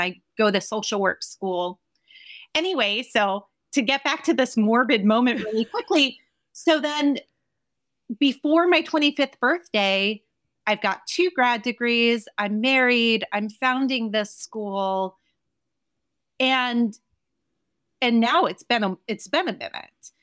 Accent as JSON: {"language": "English", "region": "New Jersey", "country": "United States", "said": "I'm a dropout kid from Jersey"}